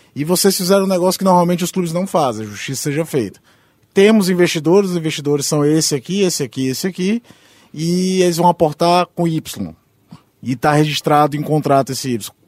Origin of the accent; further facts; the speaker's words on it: Fortaleza, Ceará, Brazil; cresci no Muita Barra, cresci no jogo do Ferroviário